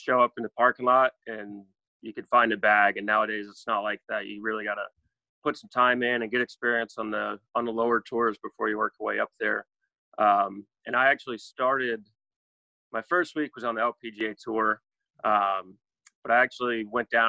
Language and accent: English; Charleston, South Carolina, United States; So I love living here. Love growing up here